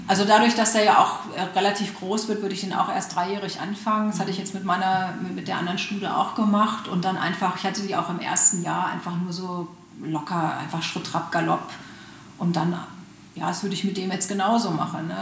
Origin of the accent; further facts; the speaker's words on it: Germany; bei uns in Deutschland